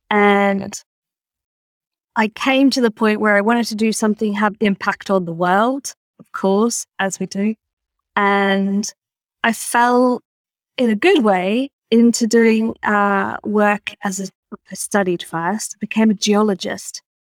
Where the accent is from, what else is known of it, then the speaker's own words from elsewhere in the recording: Australia; having grown up in in I'm Australian, despite the accent, uh, which you may or may not recognise.